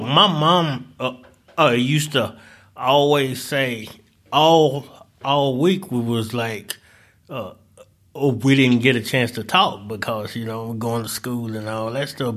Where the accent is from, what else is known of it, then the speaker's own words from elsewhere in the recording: St. Louis, Missouri, United States; also born or lived in Delta of Southern Arkansas; now in Northwest Arkansas, United States; I'm originally from Saint Louis, uh, spent a little, uh, time in the Delta of Southern Arkansas, And I came up here to, uh, to actually go to school.